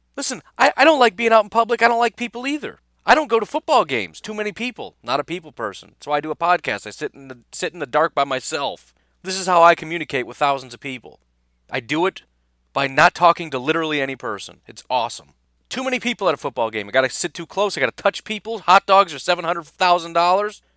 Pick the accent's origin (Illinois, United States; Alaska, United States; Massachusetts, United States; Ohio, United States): Illinois, United States; moved away; also born or lived in Wisconsin; I'm from Illinois originally